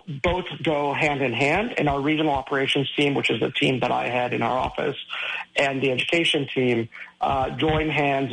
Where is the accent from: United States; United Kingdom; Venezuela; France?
Venezuela; Caracas, Capital District; moved away; I was born in Caracas, Venezuela